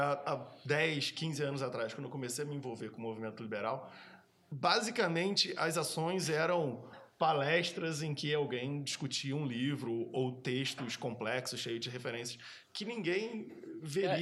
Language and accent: Portuguese; Brazil; moved away as an adult; also born or lived in London / Germany; a primeira vez que eu saí do Brasil em 2005 eu fui morar eu morei em Londres